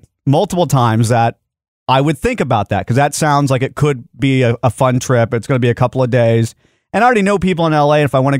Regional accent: Dallas, Texas, United States; I was born in Dallas.

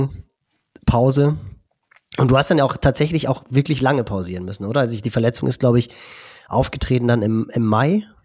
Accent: Germany; bei uns in Deutschland

